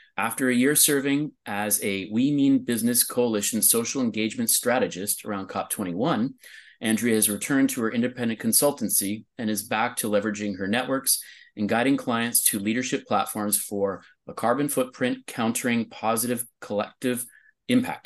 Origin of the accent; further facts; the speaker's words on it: California, United States; my home state of California